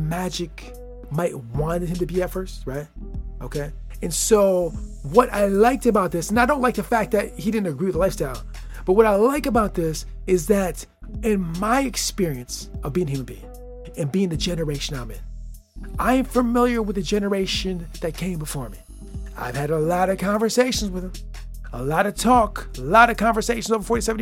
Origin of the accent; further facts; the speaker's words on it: Lansing, Michigan, United States; my hometown, the place I live right now.